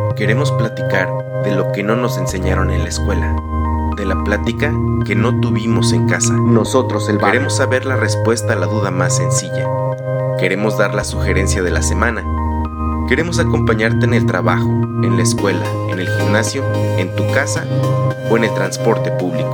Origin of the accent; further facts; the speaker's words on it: State of Mexico, Mexico; el Estado de México, eh, lugar de donde soy yo